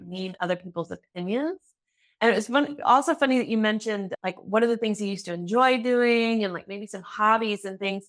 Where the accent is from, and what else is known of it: United States; now in Germany